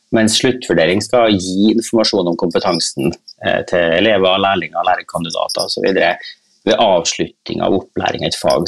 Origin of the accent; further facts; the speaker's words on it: Kristiansund, Møre og Romsdal, Norway; moved away; jeg er nå en sånn oljeunge fra en oljeby. Ja. Eh, så jeg kommer jo fra Kristiansund